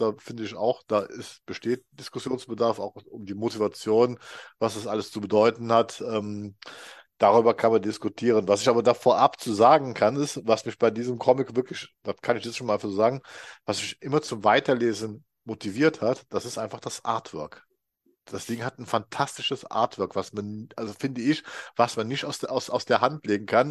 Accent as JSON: {"language": "German", "region": "Rhineland", "country": "Germany", "said": "56, ich komme immer noch aus dem Rheinland"}